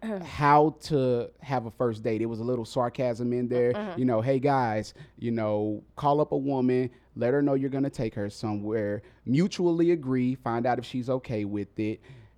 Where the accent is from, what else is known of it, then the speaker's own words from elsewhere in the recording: Mississippi, United States; I'm from Mississippi. I'm from the South. So we were raised a little different down there.